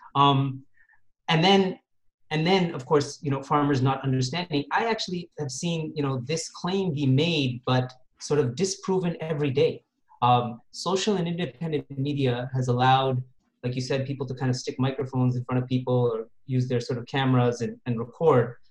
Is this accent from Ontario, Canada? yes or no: yes; Toronto, Ontario, Canada; also born or lived in Moga district, Punjab; I was born in Toronto actually and grew up in the West